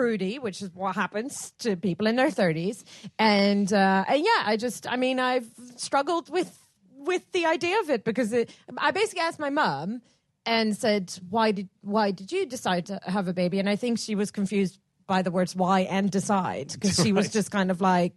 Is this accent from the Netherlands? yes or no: yes; Netherlands; accent: Dutch; English is a second language; moved away as an adult; now in United Kingdom; my Dutch accent